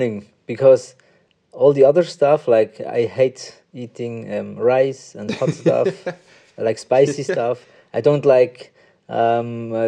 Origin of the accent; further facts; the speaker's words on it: Münsingen, Bern, Switzerland; English is a second language; also born or lived in Bangalore, India; And then I came to Switzerland, and since then I'm here. And I only know the Swiss language and the Swiss culture.